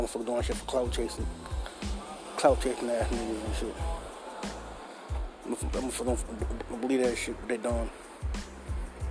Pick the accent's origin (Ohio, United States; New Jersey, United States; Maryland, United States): Maryland, United States; Baltimore; I rep my city to the fullest. I'm out here every day, all day. Born and raised in West Baltimore